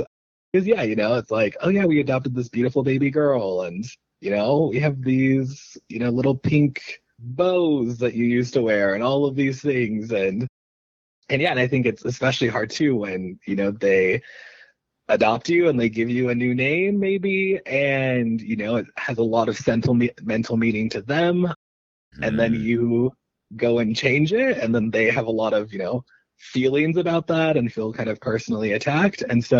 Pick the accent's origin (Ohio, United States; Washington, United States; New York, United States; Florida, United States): Ohio, United States; born there; I guess I was lucky that I was born in Ohio